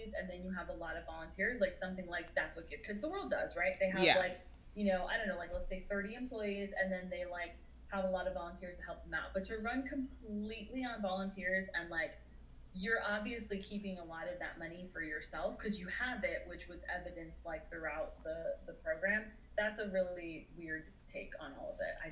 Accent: Orlando, Florida, United States; I grew up in Orlando, Florida

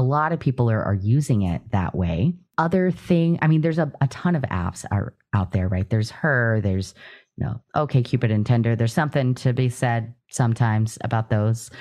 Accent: Louisiana, United States; moved away as an adult; also born or lived in East Texas / Midwest; I grew up in Louisiana and then went to school in Texas in a very small town in East Texas as well for college.

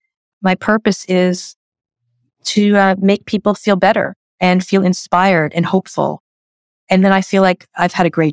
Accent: New York, United States; I am blunt, but kind. I'm a New Yorker. I don't waste your time.

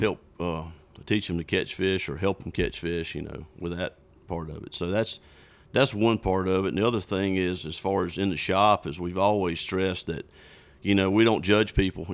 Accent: South Georgia, United States; I grew up in South Georgia, bass fishing.

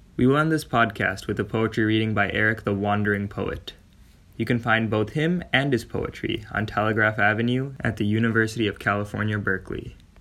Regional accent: India; Being an Indian Hindu myself

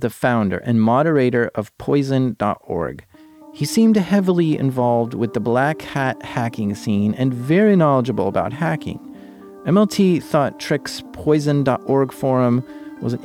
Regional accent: United States; Being American

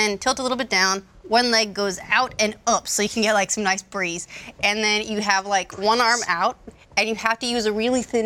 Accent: Utah, United States; Utah. Yeah, I mean, I grew up in like a farming

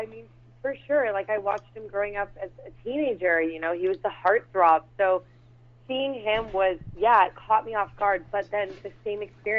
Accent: Canada; We're both Canadian

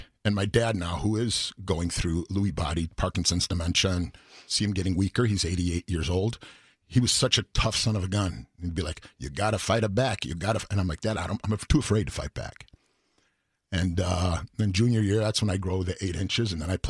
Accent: Wayne, Illinois, United States; I grew up here in Wayne, you know, in the old...

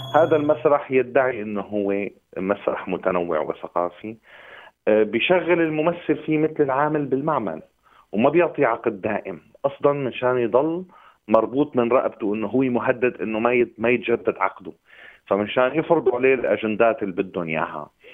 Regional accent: Syria; moved away as an adult; also born or lived in Turkey; now in Berlin, Germany; ببلادي أنا كسوري

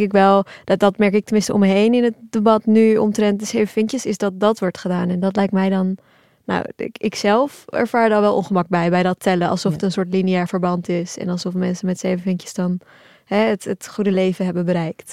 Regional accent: Turkey; now in Netherlands; we zijn allemaal geboren in Turkije, mijn ouders en ik zelf

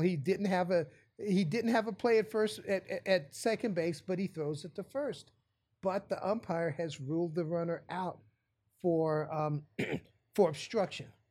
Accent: West Virginia, United States; I grew up in West Virginia, one state over

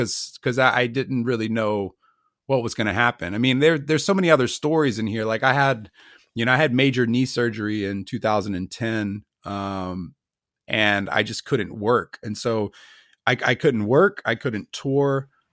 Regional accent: United States; I'm American.

